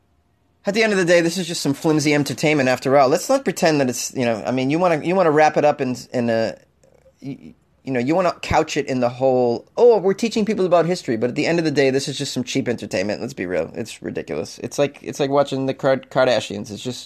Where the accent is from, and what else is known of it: Canada